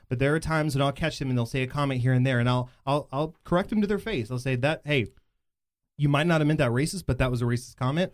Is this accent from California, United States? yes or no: no; Bedford, Texas, United States; I grew up in in in Bedford, and I still live there